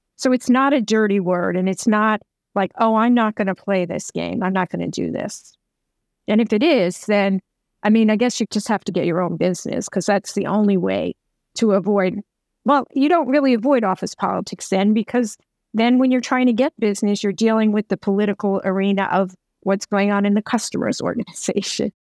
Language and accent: English; New York, United States; I'm from New York